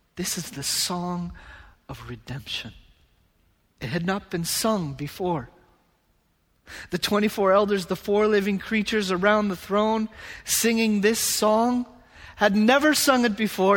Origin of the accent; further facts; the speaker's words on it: United States; moved away as an adult; now in Japan; I'm from America